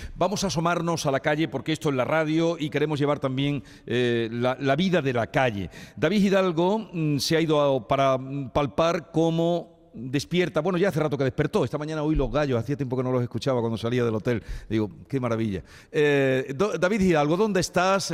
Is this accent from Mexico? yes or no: no; Los Pedroches, province of Córdoba, Andalusia, Spain; en mi pueblo, que es en los Pedroches, al norte de la provincia de Córdoba